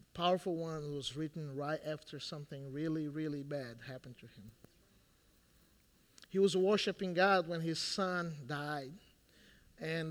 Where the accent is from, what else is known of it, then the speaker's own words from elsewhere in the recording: Brazil; moved away; I'm Brazilian